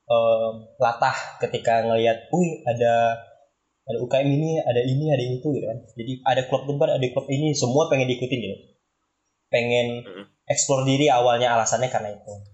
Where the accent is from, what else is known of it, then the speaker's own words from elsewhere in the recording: Pontianak, West Kalimantan, Indonesia; Perkenalkan nama nama aku …, asalnya dari kota Pontianak.